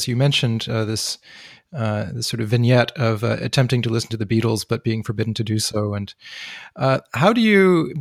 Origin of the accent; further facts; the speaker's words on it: Canada; I'm from Canada